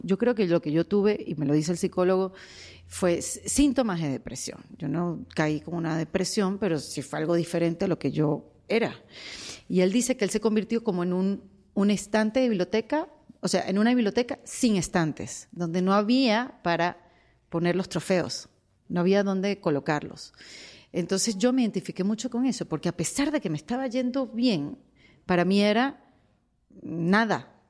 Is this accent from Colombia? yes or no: no; Venezuela; moved away as an adult; now in United States; emigré, saben, el cuento de Venezuela